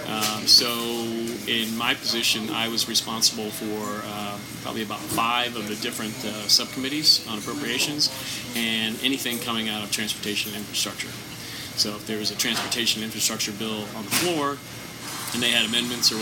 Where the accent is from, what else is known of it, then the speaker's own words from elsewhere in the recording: just outside Ocean City, New Jersey, United States; moved away as an adult; now in Washington, United States; I grew up just outside Ocean City, New Jersey